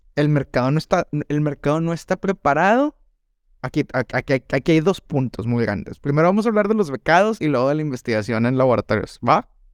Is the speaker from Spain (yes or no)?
no; Mexico; crecí en Sanico